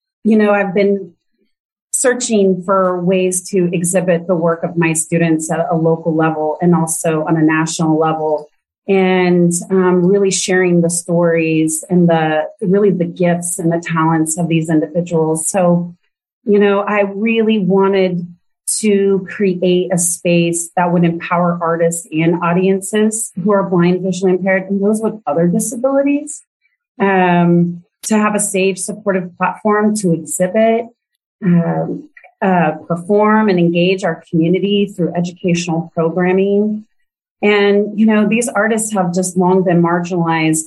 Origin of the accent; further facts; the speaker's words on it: Kansas, United States; I was born and raised in Kansas